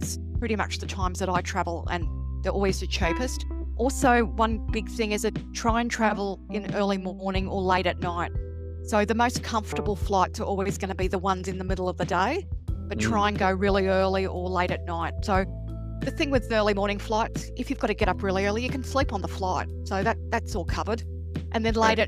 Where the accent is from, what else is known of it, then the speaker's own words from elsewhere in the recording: Australia; as an Australian